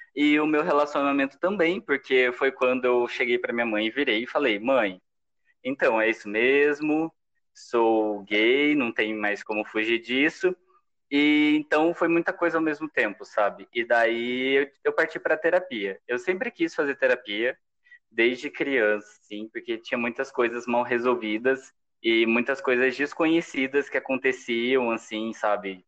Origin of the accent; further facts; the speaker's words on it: São José, Brazil; moved away as an adult; eu voltei para minha cidade natal